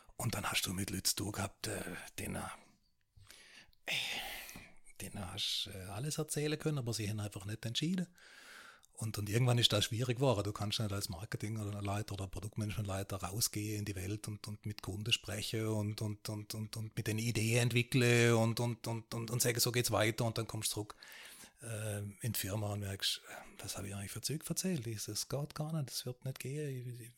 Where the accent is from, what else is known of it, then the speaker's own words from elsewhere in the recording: Baden-Baden, Baden-Württemberg, Germany; moved away as an adult; also born or lived in Switzerland / Austria / Liechtenstein; ich bin geboren in Badebade, bin dort mit dem, heute heißt Südwestrundfunk, damals hieß es Südwestfunk, mit dem irgendwie auch aufgewachsen